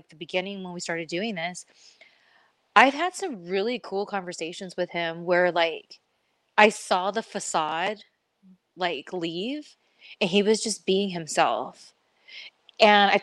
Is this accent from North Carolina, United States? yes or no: no; California, United States; I come from, born and raised in California